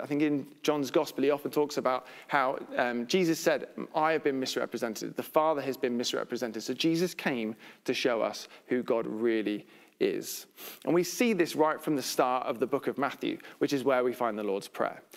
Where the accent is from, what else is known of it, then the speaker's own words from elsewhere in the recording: United Kingdom; we're British